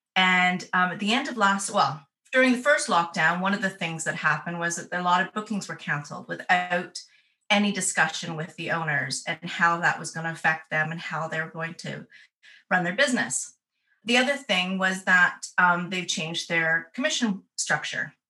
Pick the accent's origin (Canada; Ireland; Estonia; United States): Canada; moved away as an adult; now in North West England, United Kingdom; my accent will confuse you because I was born and raised in Canada. Um, but I left in 2002